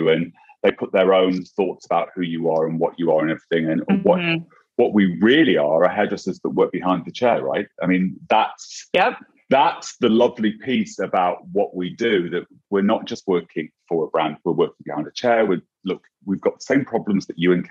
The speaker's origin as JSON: {"language": "English", "region": "England", "country": "United Kingdom", "moved": "yes", "lives_now": "United States", "said": "I'm English and I speak way too fast"}